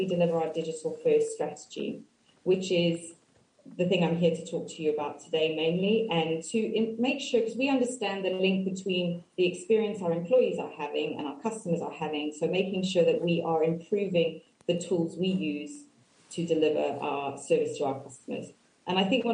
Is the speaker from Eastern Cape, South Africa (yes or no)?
no; Cape Town, Western Cape, South Africa; moved away as an adult; now in Reading, United Kingdom; I grew up in Cape Town, and I moved to the UK about 13 years ago